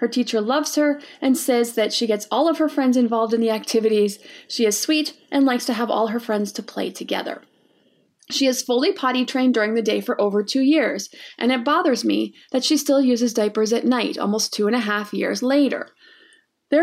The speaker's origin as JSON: {"language": "English", "country": "Brazil", "said": "So, hi Erin … from Brazil."}